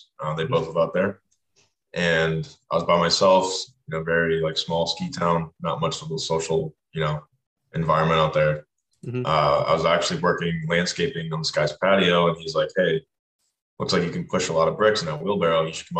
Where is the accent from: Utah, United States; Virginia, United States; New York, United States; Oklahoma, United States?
Virginia, United States; Fairfax; moved away as an adult; So I am from Fairfax, Virginia. It's probably like a 15-minute ride outside of D.C. Mm-hmm. I grew up there my entire life, and then went to college in Richmond.